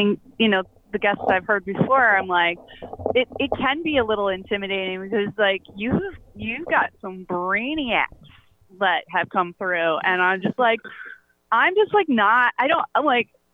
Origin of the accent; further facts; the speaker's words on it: Toledo, Ohio, United States; also born or lived in San Francisco; now in New York, United States; I was raised in Toledo. I was born in San Francisco, and I've lived in New York for 25 years